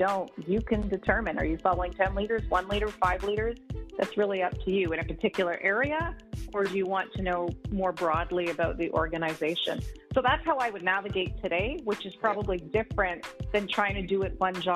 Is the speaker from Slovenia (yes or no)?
no; Montreal, Quebec, Canada; moved away as an adult; also born or lived in New Brunswick / Atlantic Canada; now in Toronto, Canada; I grew up in Montreal, so I started my career in Montreal.